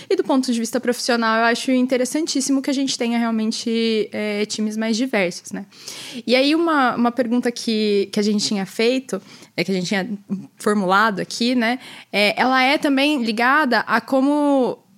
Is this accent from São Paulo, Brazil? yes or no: yes; Campinas, São Paulo, Brazil; eu nasci e cresci em Campinas, no interior de São Paulo.